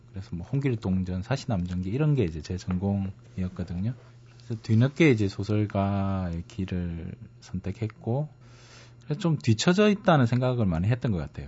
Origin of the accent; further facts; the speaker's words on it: Changwon, South Gyeongsang, South Korea; moved away; 경상남도 진해인데요. 지금은 뭐 창원시 진해구 이렇게 바뀌었는데 그게 제 고향입니다.